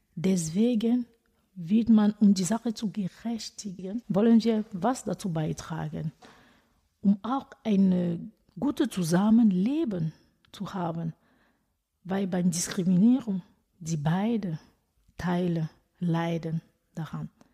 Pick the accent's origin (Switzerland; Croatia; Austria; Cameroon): Cameroon; German is a second language; now in Hamm, Germany; Ich komme ursprünglich aus Kamerun